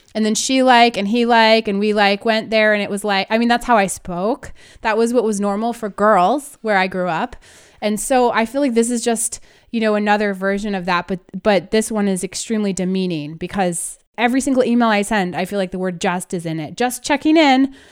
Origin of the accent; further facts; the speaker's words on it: Northern California, United States; I grew up in Northern California